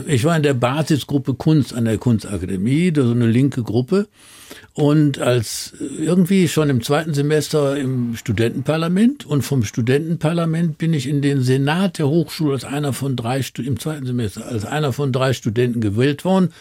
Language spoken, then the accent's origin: German; Duisburg, North Rhine-Westphalia, Germany; von Duisburg, wo ich groß geworden bin